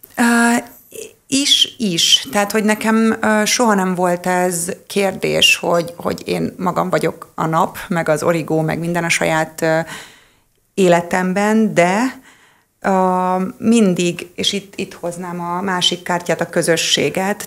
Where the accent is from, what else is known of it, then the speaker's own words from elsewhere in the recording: Hungary; magyar vagyok